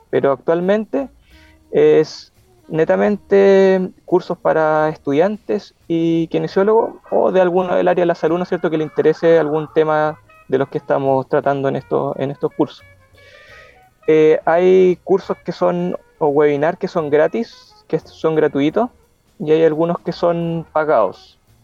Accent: Concepción, Biobío, Chile; Yo soy de Conce

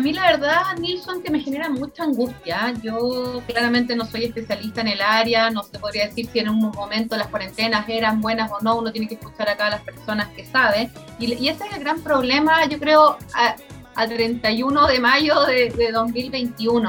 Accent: Chile; somos todas las chilenas y chilenos rideldes

